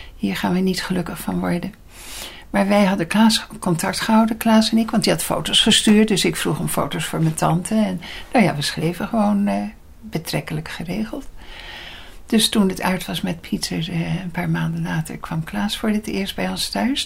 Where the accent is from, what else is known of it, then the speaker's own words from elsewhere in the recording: Leiden, South Holland, Netherlands; ik ben in Leiden geboren.